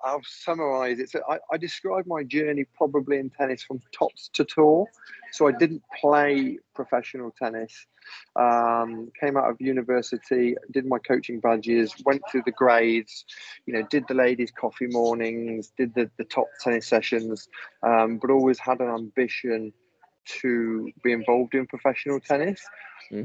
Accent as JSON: {"language": "English", "town": "Leicester", "region": "East Midlands", "country": "United Kingdom", "also_born_or_lived": "south of France", "moved": "as an adult", "lives_now": "France", "said": "I'm from Leicester in England"}